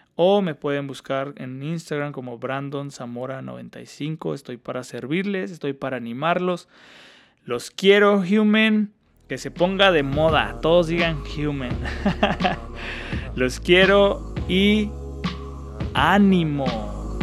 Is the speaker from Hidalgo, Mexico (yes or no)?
yes; Hidalgo, Mexico; moved away as an adult; also born or lived in Washington State, United States; now in Washington, United States; yo soy del centro de México, para ser más exactos de Hidalgo